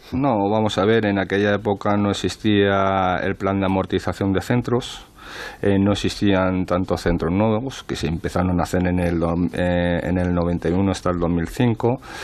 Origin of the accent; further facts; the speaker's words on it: Madrid, Community of Madrid, Spain; yo también me he criado en un barrio, en un barrio de Madrid